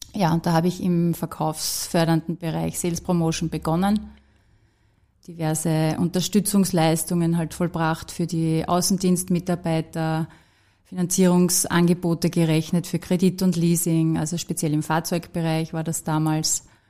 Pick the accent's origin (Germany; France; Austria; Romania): Austria; moved away as an adult; now in Vienna, Austria; aus der Region heraus, wo ich herkomme, aus dem Enstal